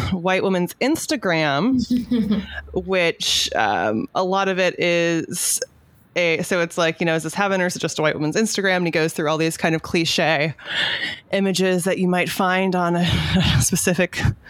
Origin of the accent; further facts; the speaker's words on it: Southern California, United States; I'm from Southern California.